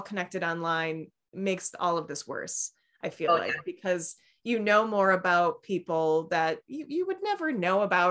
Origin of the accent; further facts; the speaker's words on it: Midwest, United States; I grew up in the Midwest, and you just don't bring up stuff.